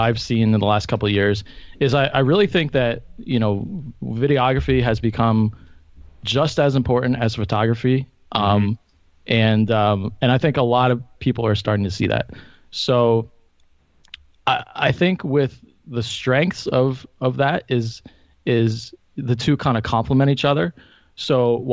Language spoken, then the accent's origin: English; the Poconos, Pennsylvania, United States; now in Scranton, United States; I'm originally from the Poconos, and I live in Scranton now.